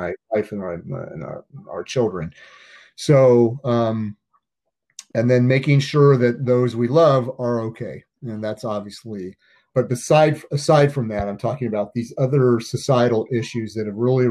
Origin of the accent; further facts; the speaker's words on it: Oregon, United States; I'm a native Oregonian